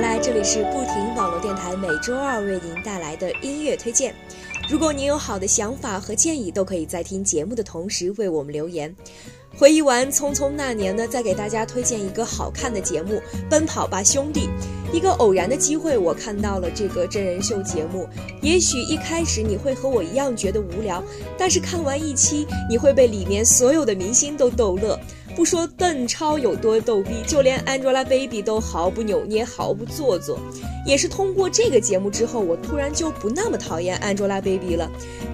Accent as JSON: {"language": "Chinese", "town": "Lanzhou", "region": "Gansu", "country": "China", "tie": "born or raised there", "moved": "yes", "lives_now": "Beijing, China", "said": "我的家乡兰州"}